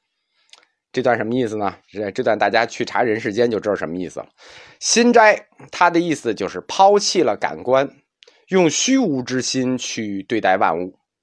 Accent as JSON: {"language": "Chinese", "country": "China", "said": "我们中国人"}